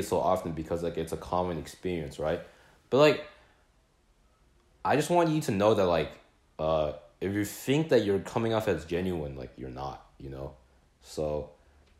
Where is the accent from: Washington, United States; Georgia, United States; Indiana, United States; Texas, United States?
Texas, United States; Plano; moved away; we're from Plano